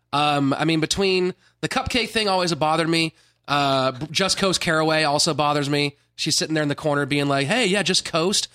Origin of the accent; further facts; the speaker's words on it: Sacramento, California, United States; I, grew up in Sacramento. I grew up around NorCal guys like